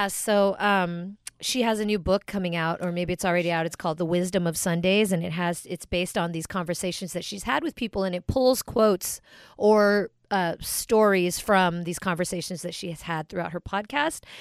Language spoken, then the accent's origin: English; United States; I'm American and I'm whatever I am, but also Filipino and proud